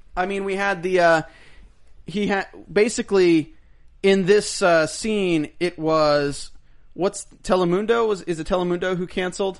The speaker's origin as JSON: {"language": "English", "country": "United States", "said": "We're American citizens"}